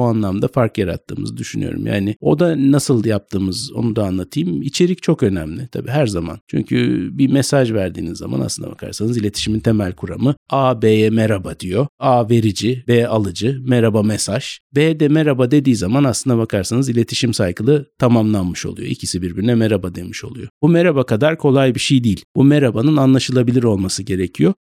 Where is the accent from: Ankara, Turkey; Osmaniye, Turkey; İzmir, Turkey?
İzmir, Turkey; moved away; also born or lived in Istanbul / Vienna / Berlin; İzmir'de büyüdüm